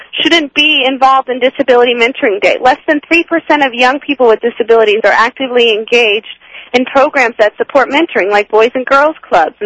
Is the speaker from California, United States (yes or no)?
yes; California, United States; moved away as an adult; now in Washington, D.C., United States; born and raised in California